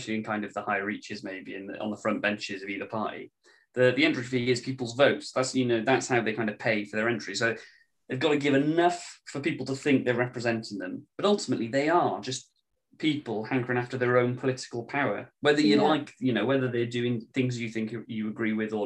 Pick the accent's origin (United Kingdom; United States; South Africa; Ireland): United Kingdom; Wales; I see myself as British more than Welsh